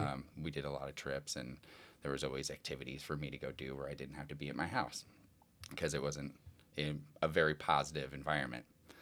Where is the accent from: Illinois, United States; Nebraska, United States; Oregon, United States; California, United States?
Nebraska, United States; Omaha; Well, I grew up in Omaha, Nebraska, you know, to a fairly large family.